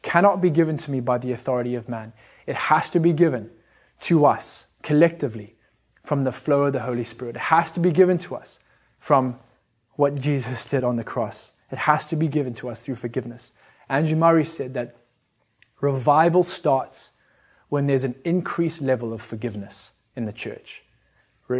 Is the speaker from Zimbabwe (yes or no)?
yes; Zimbabwe; I'm from Zim.